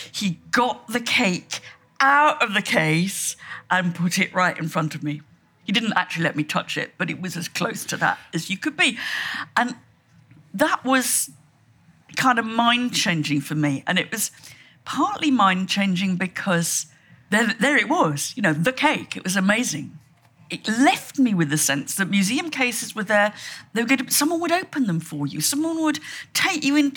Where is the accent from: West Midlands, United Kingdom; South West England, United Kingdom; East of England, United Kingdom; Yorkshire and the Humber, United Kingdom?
West Midlands, United Kingdom; Shropshire; When I was about five, and I came from Shropshire